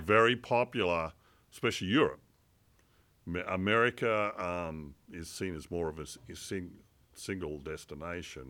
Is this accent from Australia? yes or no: yes; Port Macquarie, New South Wales, Australia; moved away as an adult; also born or lived in La Trobe Valley, Victoria / Merimbula, New South Wales; now in Medford, United States; I grew up from Lebanon onwards in Port Macquarie, which is up on the north coast of New South Wales.